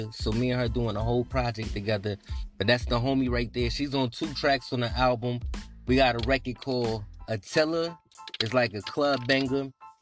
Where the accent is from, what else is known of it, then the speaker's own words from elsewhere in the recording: New York City, New York, United States; moved away as an adult; also born or lived in Brooklyn / Harlem / South Carolina / Virginia; now in South Jersey, United States; I'm originally from the Bronx